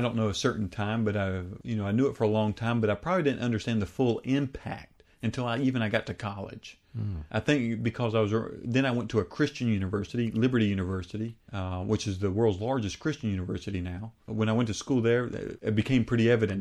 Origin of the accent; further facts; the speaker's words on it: United States; my home country of the United States